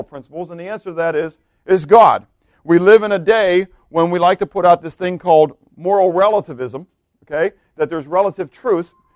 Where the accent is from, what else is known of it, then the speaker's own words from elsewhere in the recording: Pittsburgh, Pennsylvania, United States; moved away; I'm from Pittsburgh